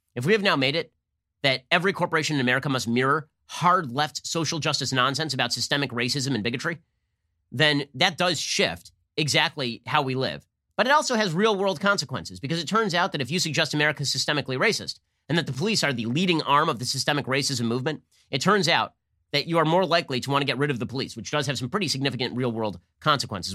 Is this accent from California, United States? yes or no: yes; Los Angeles, California, United States; my hometown of Los Angeles